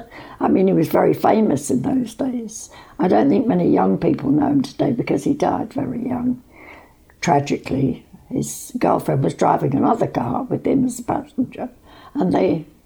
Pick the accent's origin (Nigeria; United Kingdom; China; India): United Kingdom; London; moved away as an adult; also born or lived in Mallow, County Cork; now in Clonmel, Ireland; I'm a Londoner, and we were living in London at the time